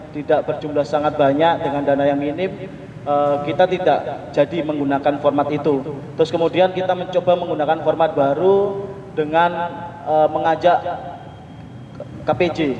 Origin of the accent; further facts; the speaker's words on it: Mojokerto, East Java, Indonesia; born there; di Mojokerto yang kota kecil kota kelahiran saya sudah sudah masuk lewat dinas perpustakaan dan arsipnya